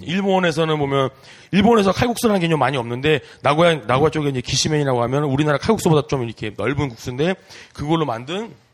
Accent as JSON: {"language": "Korean", "country": "South Korea", "tie": "born or raised there", "also_born_or_lived": "Japan", "moved": "as an adult", "said": "저도 이제 한국 사람이고 동방 에이지국에서 네, 태어나"}